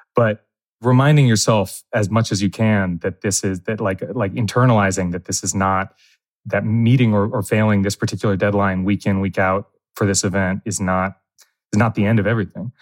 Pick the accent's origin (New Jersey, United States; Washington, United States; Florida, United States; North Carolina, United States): New Jersey, United States; now in New York, United States; I grew up in New Jersey